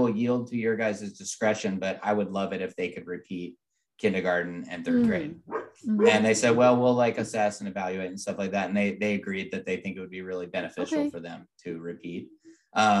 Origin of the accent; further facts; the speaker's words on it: West Coast, United States; moved away; growing up on the West Coast.